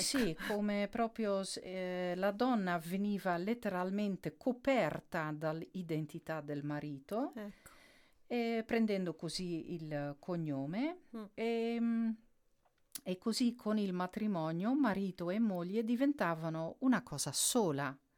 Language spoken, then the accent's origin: Italian; Netherlands; Italian is a second language; io sono olandese